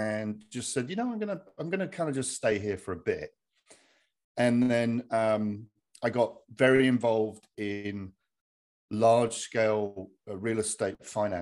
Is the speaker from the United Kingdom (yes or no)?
yes; Hertfordshire, East of England, United Kingdom; moved away as an adult; now in United States; I'm from Hertfordshire in the UK, and married an American gal